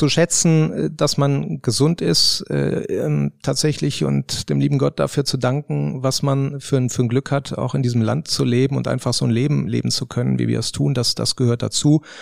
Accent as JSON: {"language": "German", "region": "Rhineland", "country": "Germany", "lives_now": "Baden-Württemberg, Germany", "said": "Äh, ich bin Rheinländer und ähm, jetzt wohne ich in Baden-Württemberg"}